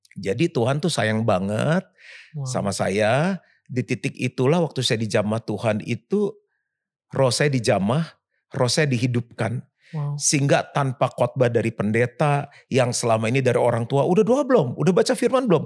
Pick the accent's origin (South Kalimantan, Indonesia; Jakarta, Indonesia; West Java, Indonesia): Jakarta, Indonesia; Saya lahir di Jakarta